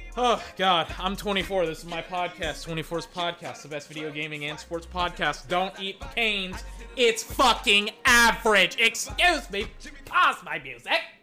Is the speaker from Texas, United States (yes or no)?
yes; Georgetown, Texas, United States; moved away; my hometown of Georgetown, Texas